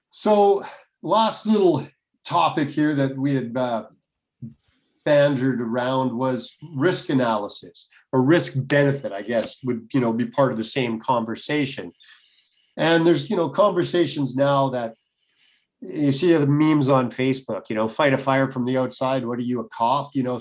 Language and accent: English; Canada; I'm in a socialist country